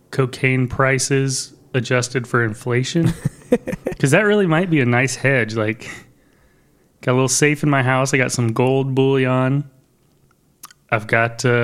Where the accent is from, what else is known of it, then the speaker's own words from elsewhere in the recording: Detroit, Michigan, United States; moved away; I was born in Detroit.